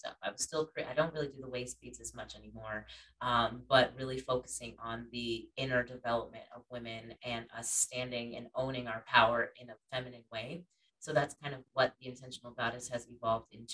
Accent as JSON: {"language": "English", "town": "Schenectady", "region": "New York", "country": "United States", "tie": "born or raised there", "moved": "as an adult", "lives_now": "Atlanta, United States", "said": "I grew up in like the Schenectady Gilderland area."}